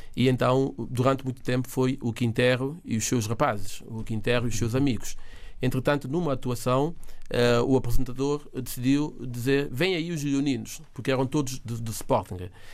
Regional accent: São Tomé & Príncipe; first language Portuguese; nós, em São Tomé, a minha geração, muitos temos o português, aprendemos o português em casa

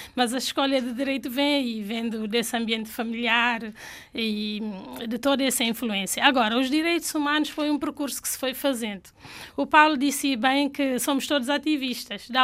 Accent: Canchungo, Cacheu, Guinea-Bissau; first language Fula; Portuguese is a second language; moved away; nasci em Canchungo

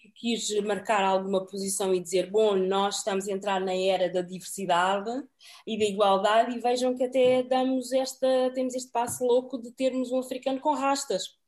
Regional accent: Portugal; moved away as an adult; also born or lived in Cape Verde; now in United Kingdom; eu sou portuguesa também, não é? De origem cabo-verdiana

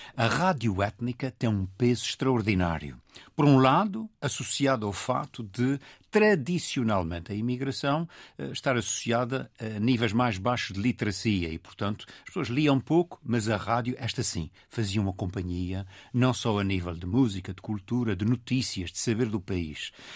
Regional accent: Portugal; nós, como portugueses

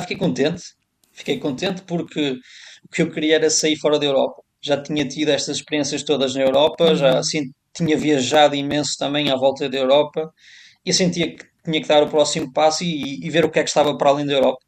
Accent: Portugal; moved away as an adult; also born or lived in Budapest, Hungary / Czech Republic; now in Kuwait City, Kuwait; cada um de nós portugueses no estrangeiro

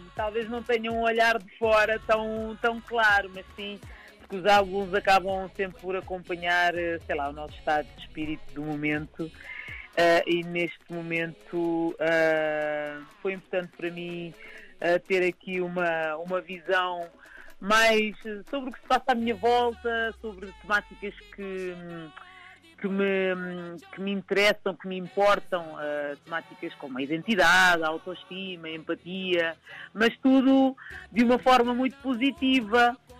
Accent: Lisbon, Portugal; eu nasci aqui, mas aqui em Lisboa

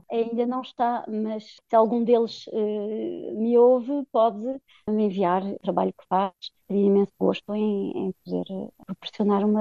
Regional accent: France; also born or lived in Lisbon, Portugal / Belgium / Paris, France; quando me encontrava em Portugal já tinha saudades de França e, e assim foi durante muitos anos e quando acabei os meus estudos eh, nas artes decorativas aqui em Paris, tive realmente vontade de ir conhecer melhor as minhas raízes

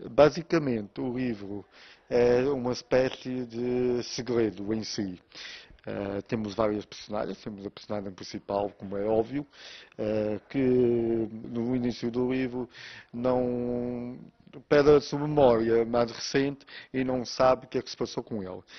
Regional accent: Flores, Azores, Portugal; eu nasci nas Flores eh, há 35 anos e desde aí que só saí de lá para férias

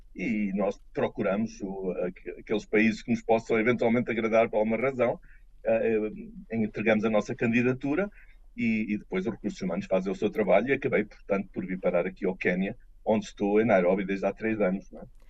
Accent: Lisbon, Portugal; moved away as an adult; also born or lived in Brussels, Belgium; now in Kenya; voltarei a Portugal, à minha terra eh, de origem, Lisboa

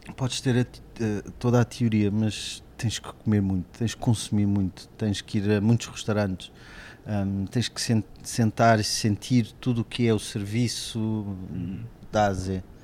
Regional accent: Cascais, Lisbon, Portugal; moved away as an adult; also born or lived in France / Alentejo; é aquele Cascais que eu conhecia até os meus 18 anos

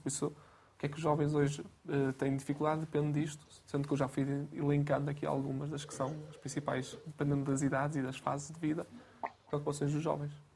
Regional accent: Guimarães, Braga, Portugal; Eu sou de Guimarães, natural de Guimarães

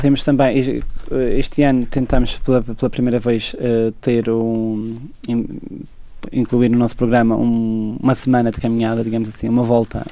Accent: Madeira, Portugal; Eu cada vez mais acho que não conseguia viver sem ser na Madeira

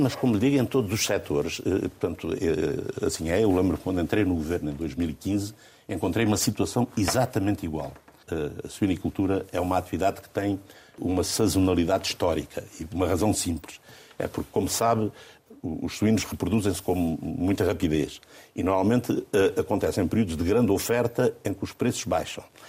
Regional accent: Alentejo, Portugal; nasci e sempre vivi no Alentejo

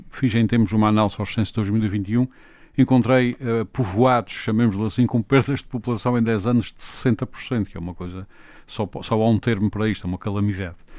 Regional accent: Azores, Portugal; enquanto açorianos não sabíamos na primária o que era um comboio

